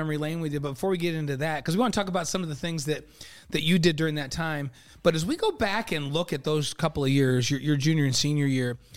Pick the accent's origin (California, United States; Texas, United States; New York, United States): New York, United States; Elmira; moved away; I grew up in Elmira.